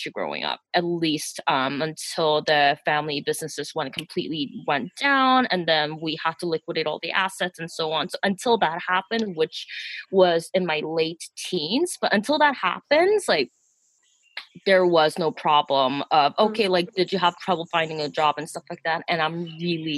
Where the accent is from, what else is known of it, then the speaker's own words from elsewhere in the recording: Canada; I am also ethnically South Korean, but I grew up in Canada, so that makes me first generation immigrant